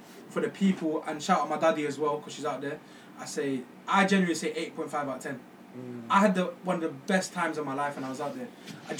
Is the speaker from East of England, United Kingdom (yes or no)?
no; London, United Kingdom; also born or lived in Sreemangal, Bangladesh (family origin); I say zebra. I'm from London.